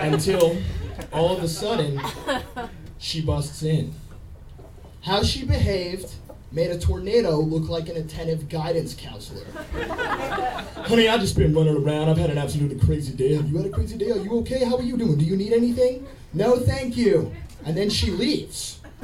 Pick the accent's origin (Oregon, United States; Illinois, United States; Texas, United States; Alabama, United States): Texas, United States; I'm from Texas